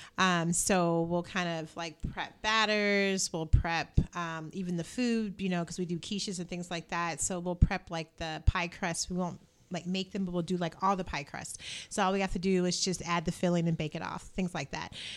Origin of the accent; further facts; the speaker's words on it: Indiana, United States; I'm from Indiana.